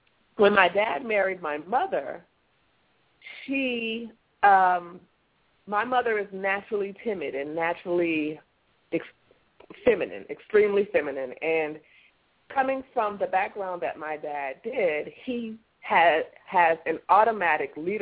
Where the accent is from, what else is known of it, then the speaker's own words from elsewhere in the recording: California, United States; I was born in California